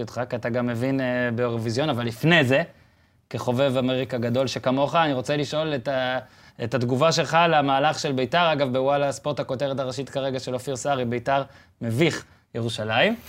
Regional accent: Israel; אני שואל את השאלה הזאת כישראלי

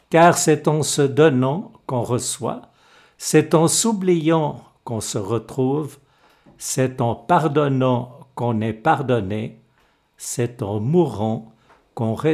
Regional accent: Échallens, Vaud, Switzerland; born there; je suis né en 1944 à Échalon, dans le Gros de vaux au centre du canton de Vaud.

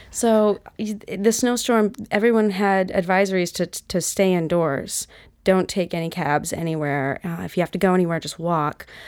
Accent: Utah, United States; moved away as an adult; also born or lived in Seattle / New York; I'm from Utah, and then I moved to Seattle

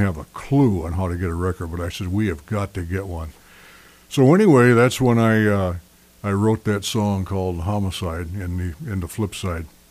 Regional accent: Sioux Falls, South Dakota, United States; my hometown in Sioux Falls, South Dakota.

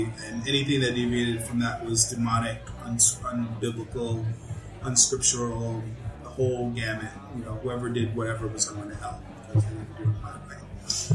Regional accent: New York City, New York, United States; moved away as an adult; also born or lived in Greenville, South Carolina; now in Lyman, United States; I grew up in Brooklyn, New York.

